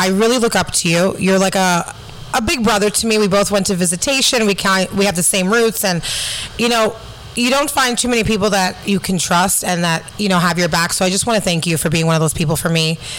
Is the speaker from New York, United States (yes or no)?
yes; New York City, New York, United States